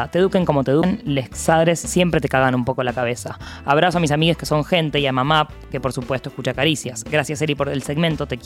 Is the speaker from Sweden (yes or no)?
no; La Plata, Buenos Aires Province, Argentina; Soy platense, exiliado en Cava, profesor de letras, egresado de la Universidad de La Plata como la jefa